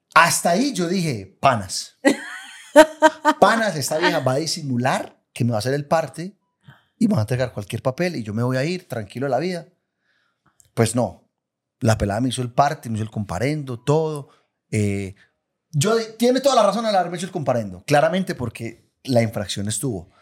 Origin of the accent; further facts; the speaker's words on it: Itagüí, Antioquia, Colombia; yo soy de Medellín, yo eh, de, Itagüí